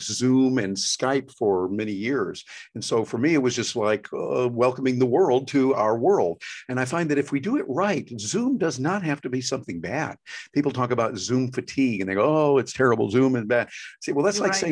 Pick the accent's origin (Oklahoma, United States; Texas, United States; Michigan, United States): Michigan, United States; Jackson; I was born here in this little town called Jackson, and grew up there